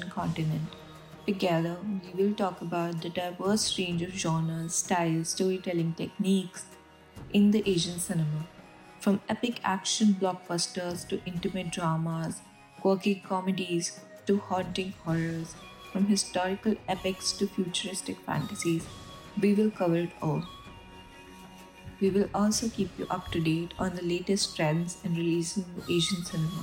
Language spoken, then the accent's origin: English; India; I grew up in India